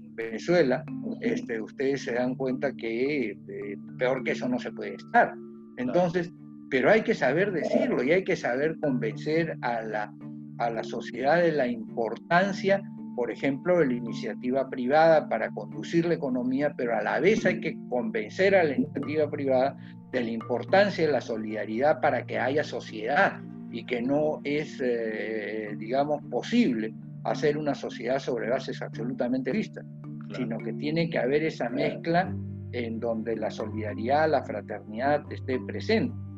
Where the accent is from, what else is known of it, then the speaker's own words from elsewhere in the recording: Peru; nosotros habíamos sufrido como peruanos